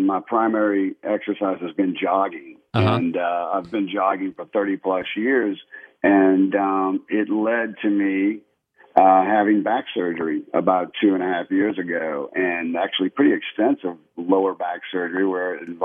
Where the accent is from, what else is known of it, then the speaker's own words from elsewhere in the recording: New Orleans, Louisiana, United States; now in Houston, United States; I grew up in New Orleans.